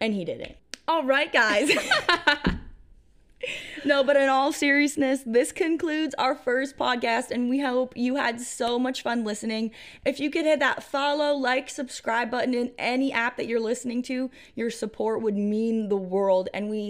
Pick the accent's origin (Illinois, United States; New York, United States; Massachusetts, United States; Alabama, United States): New York, United States; And since I'm from New York, I'm a Bills fan.